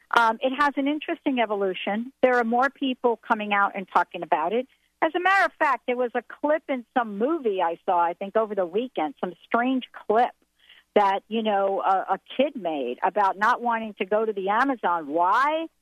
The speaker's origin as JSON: {"language": "English", "region": "New Jersey", "country": "United States", "moved": "yes", "lives_now": "Washington, United States", "said": "I'm from New Jersey."}